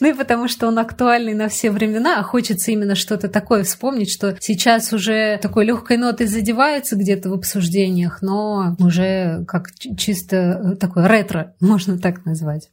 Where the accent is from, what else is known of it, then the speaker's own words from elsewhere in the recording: Moscow, Russia; also born or lived in Balashikha, Moscow Oblast; я росла на Пушкинской и Маяковской